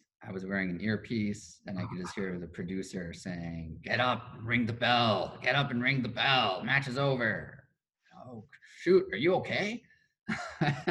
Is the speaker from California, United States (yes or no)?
yes; Culver City, California, United States; I grew up in Culver City, California, which is just a city within Los Angeles County